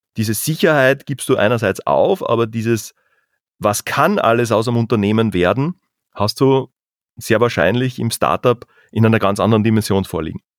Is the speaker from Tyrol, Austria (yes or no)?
no; southern Carinthia, Austria; moved away; also born or lived in Vienna / Salzburg; wir kommen aus den Bergen, aus dem Süden Österreichs, aus dem Süden Kärntens in dem Fall